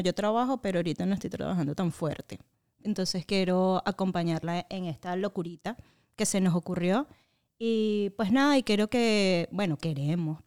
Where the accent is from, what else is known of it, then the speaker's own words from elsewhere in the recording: Venezuela; moved away as an adult; now in Orlando, United States; soy una venezolana que emigró a Orlando, tengo creo que seis o siete años acá.